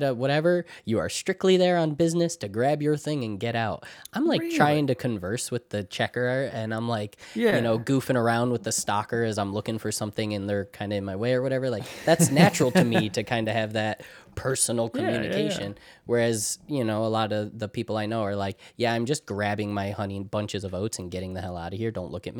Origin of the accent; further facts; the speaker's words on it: New York, United States; like for example, I'm from New York, right? But I am not from New York City.